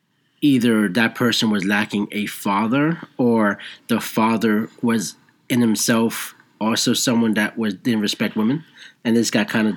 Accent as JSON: {"language": "English", "region": "New York", "country": "United States", "tie": "born or raised there", "said": "growing up in New York"}